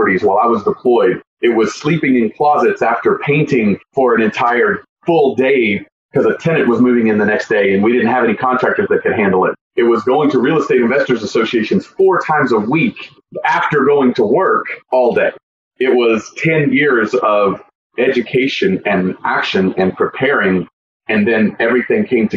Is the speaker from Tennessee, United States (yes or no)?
yes; Tennessee, United States; moved away as an adult; I grew up in Tennessee